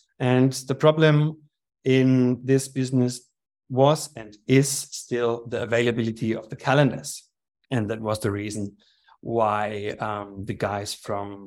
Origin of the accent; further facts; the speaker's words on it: Germany; moved away as an adult; also born or lived in Slovakia / Vienna, Austria / Ibiza, Spain; now in Austria; I was born in Germany, grew up there